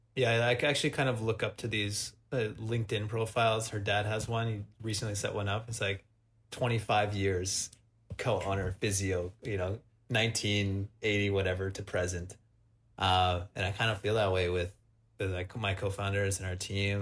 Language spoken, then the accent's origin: English; Wisconsin, United States; moved away; also born or lived in Montreal; I'm from Wisconsin.